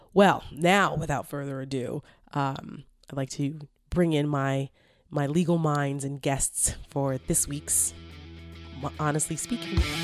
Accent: New Jersey, United States; I'm from North Jersey

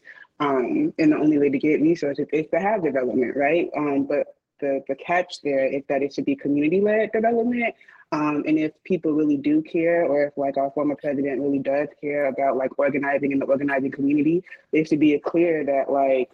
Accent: Chicago, Illinois, United States; I am a Chicagoan through and through

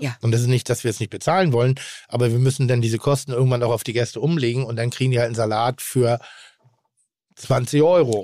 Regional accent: Northern Germany, Germany; ich bin nun mal in Norddeutschland groß geworden

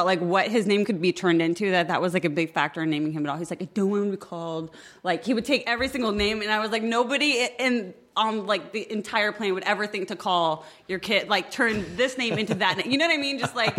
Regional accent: Midwest, United States; I didn't grow up in Los Angeles. And it's I come from the Midwest

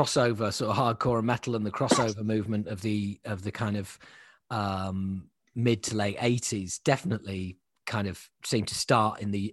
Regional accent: Yorkshire and the Humber, United Kingdom; now in London, United Kingdom; I'm originally from Yorkshire, and I support Leeds United.

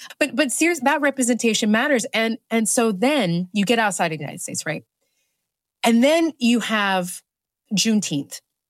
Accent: Nigeria; also born or lived in Ethiopia; I grew up in Nigeria. I grew up in Ethiopia.

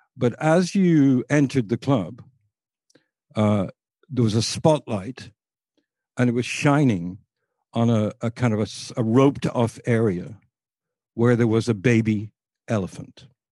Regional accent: near Liverpool, North West England, United Kingdom; moved away; also born or lived in Boston, United States; Liverpool was a very interesting place to me 'cause it was about, mm, thirty-eight miles away from where I lived.

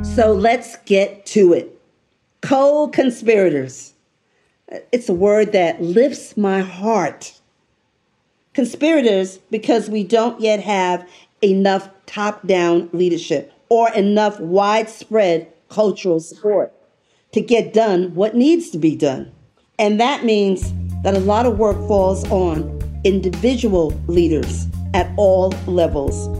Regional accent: New York City, New York, United States; moved away as an adult; I am a New Yorker. I was raised in the Bronx

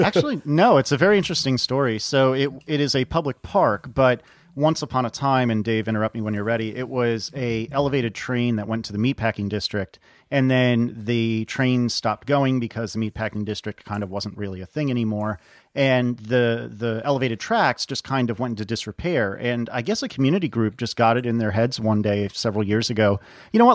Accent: Northeast, United States; now in Richmond, United States; I'm from the Northeast.

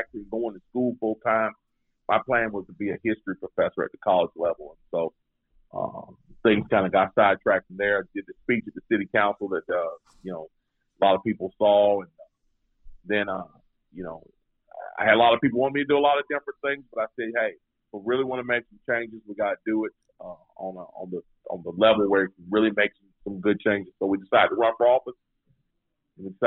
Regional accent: Greensboro, North Carolina, United States; born or raised there

